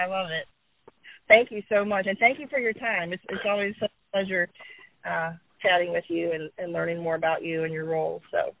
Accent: Virginia, United States; I grew up in Virginia

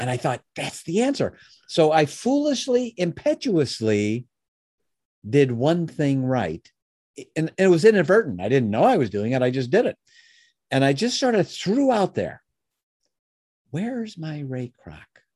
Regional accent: Chicago, Illinois, United States; moved away as an adult; now in Michigan, United States; I was born in Chicago, uh, you know, that's sort of central U S, Uh, I live in Michigan now, but the first thirty years of my life, I was in Chicago

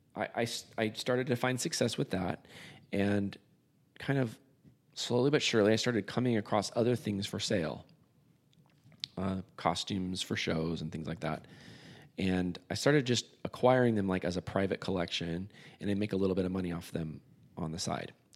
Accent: San Diego, California, United States; moved away as an adult; I moved back to my hometown, San Diego

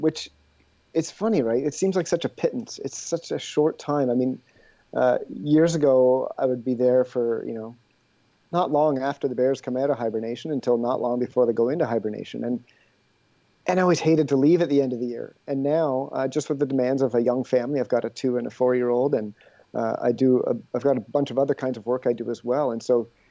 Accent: Ontario, Canada; moved away as an adult; also born or lived in British Columbia; now in Quebec, Canada; I grew up in Ontario

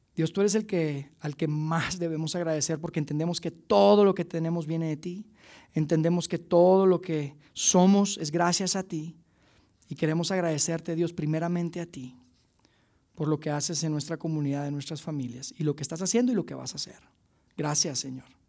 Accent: Mexico

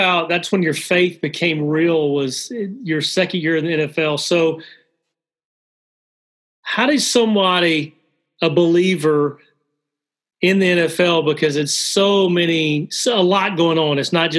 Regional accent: Alabama, United States; I grew up in the South, not a lot of love for Notre Dame. You either love Notre Dame or hate it. And not a lot of love. I grew up in the state of Alabama.

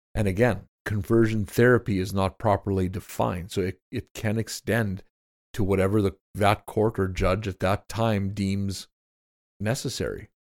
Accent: Canada; in our nation and in our province

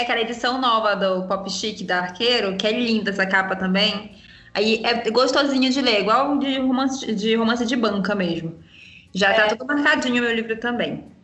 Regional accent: Brazil; nós que somos brasileiras

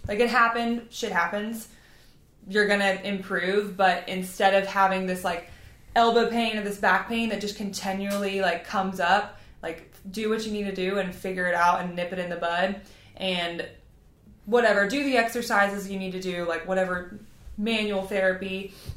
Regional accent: twenty minutes from New Orleans, Louisiana, United States; I am not from there. I am from Louisiana

